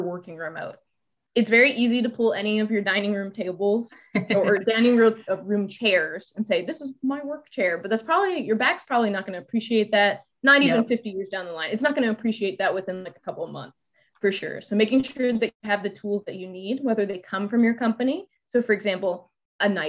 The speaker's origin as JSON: {"language": "English", "region": "Texas", "country": "United States", "moved": "as an adult", "lives_now": "Pittsburgh, United States", "said": "I'm from Texas."}